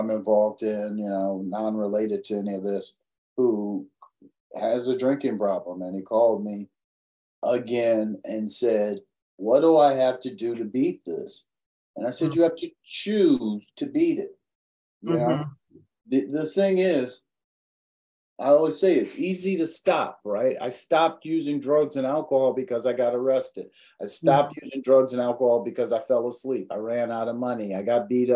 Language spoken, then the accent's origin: English; United States; I was born in America